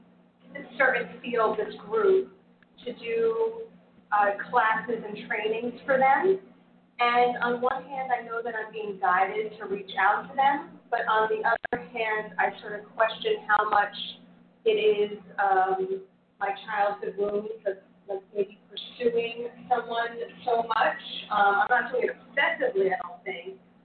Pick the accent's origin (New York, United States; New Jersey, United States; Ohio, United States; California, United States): New Jersey, United States; New Jersey, the other side.